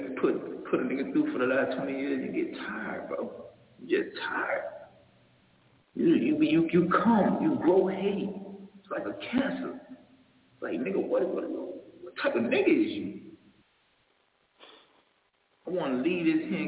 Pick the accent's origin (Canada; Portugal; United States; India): United States; Miami, Florida; I'm from Liberty City. I'm from Old Town